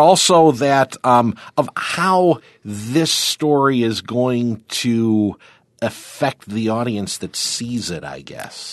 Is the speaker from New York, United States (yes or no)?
yes; Warsaw, New York, United States; I grew up in Warsaw, we were actually a little more Rochester-centric